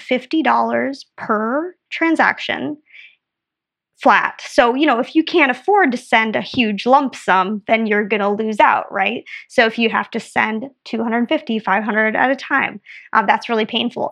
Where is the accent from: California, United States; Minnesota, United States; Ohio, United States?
Minnesota, United States; moved away as an adult; also born or lived in Belgium; I'm from Minnesota originally, so almost Canada